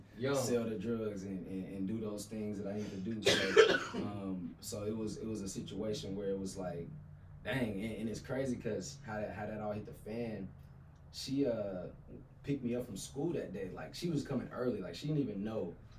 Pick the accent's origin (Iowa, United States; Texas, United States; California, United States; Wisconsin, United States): Texas, United States; Abilene; Growing up in Abilene